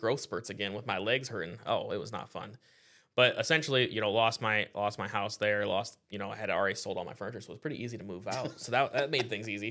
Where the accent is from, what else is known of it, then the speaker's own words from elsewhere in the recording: Iowa, United States; now in Florida, United States; I grew up in Iowa